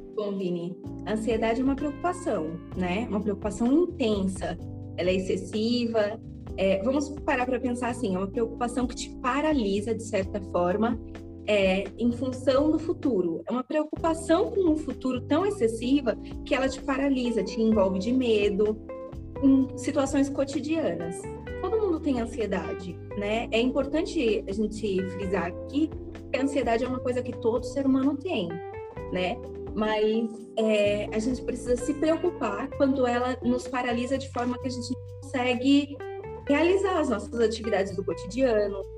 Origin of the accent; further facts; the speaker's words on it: Guarulhos, São Paulo, Brazil; eu sou daqui de Guarulhos e eu tenho 26 anos